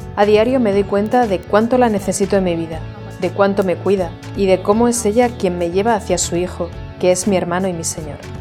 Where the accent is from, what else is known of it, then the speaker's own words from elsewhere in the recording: Jacksonville, Florida, United States; soy de Jacksonville, Florida, Estados Unidos